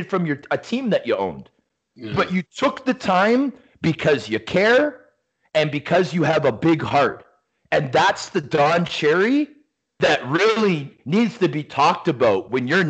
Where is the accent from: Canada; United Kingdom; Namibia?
Canada; Toronto, Ontario; also born or lived in Mississauga / Rochester, New York; growing up, being a Canadian from Scarborough